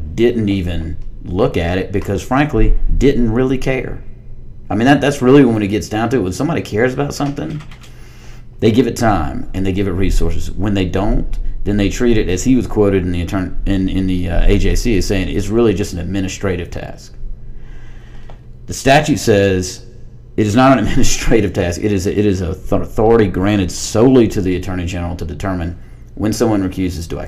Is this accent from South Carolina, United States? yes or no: no; Harris County, Georgia, United States; I'm from small town, Georgia. I'm from Harris County, Georgia